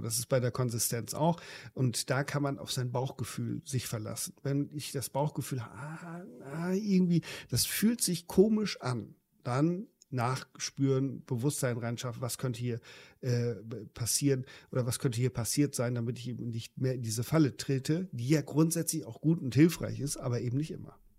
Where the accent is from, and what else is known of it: Germany